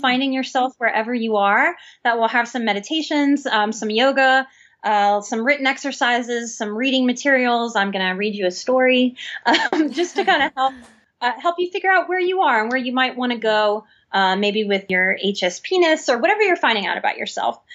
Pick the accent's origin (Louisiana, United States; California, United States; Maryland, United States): Louisiana, United States; New Orleans; I'm born and raised in New Orleans, I'm a Southern woman too